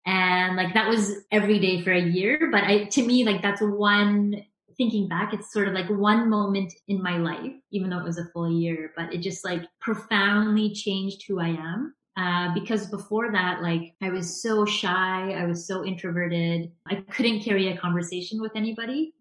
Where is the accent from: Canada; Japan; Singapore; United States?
Canada; suburbs of Vancouver, British Columbia; I live in the suburbs of Vancouver, so about half an hour outside of Vancouver. And yeah, I was born and raised in the suburbs here.